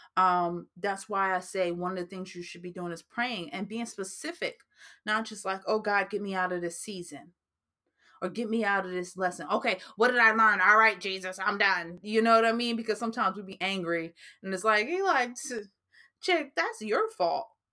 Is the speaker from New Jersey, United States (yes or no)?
yes; New Jersey, United States; that's just like a New Jersey thing coming out of me because I am from New Jersey and sometimes we do talk a little fast